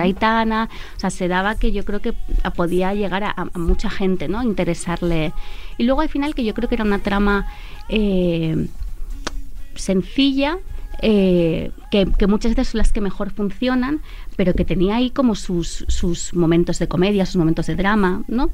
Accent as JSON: {"language": "Spanish", "country": "Italy", "tie": "born or raised there", "moved": "yes", "lives_now": "Spain", "said": "yo soy italiana"}